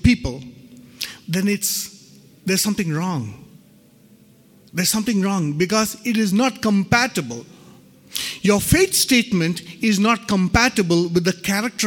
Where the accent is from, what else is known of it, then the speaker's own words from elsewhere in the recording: Ranchi, Jharkhand, India; I was born and brought up in Ranchi